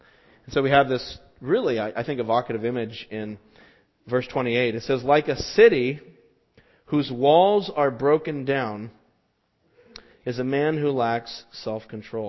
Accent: Las Vegas, Nevada, United States; moved away; where I grew up in Las Vegas

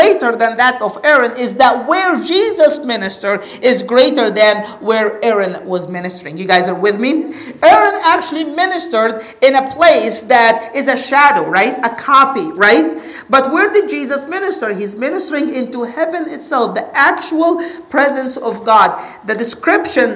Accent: Egypt; I'm from Egypt

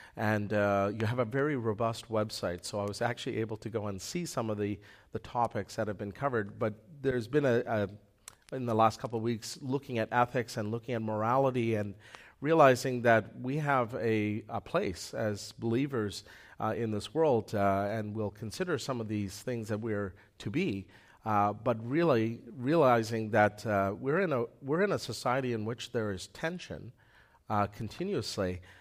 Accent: Manitoba, Canada; moved away; I came from Manitoba

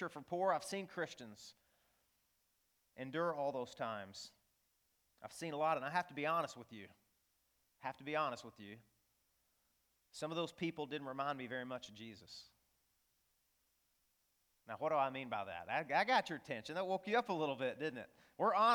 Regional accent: northeast Arkansas, United States; I grew up in the Bible Belt, really the buckle of the Bible Belt in northeast Arkansas

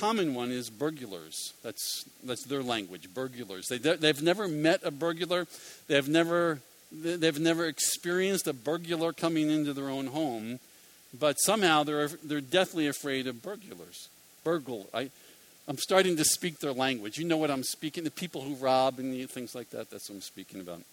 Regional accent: Philadelphia, Pennsylvania, United States; I'm from Philadelphia

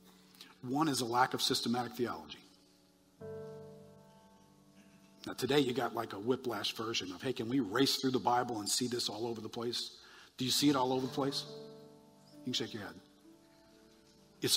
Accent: United States; I'm an American

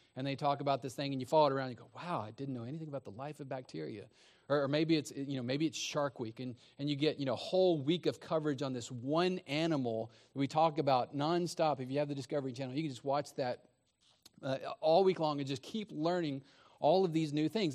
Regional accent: Texas, United States; I grew up in Texas

